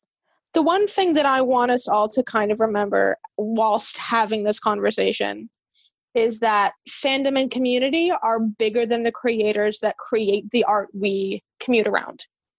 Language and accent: English; New York, United States; moved away as an adult; now in California, United States; I'm a trans queer activist. I'm from New York, but I moved to California in 2014